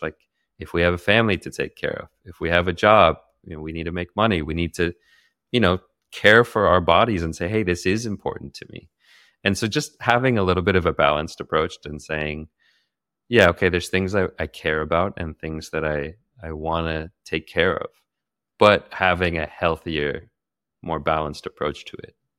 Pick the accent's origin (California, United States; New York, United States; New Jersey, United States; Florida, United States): California, United States; Santa Cruz; moved away as an adult; also born or lived in Daly City, California / Bali; I was born in Daly City, California, uh, just near San Francisco. But I grew up more in Santa Cruz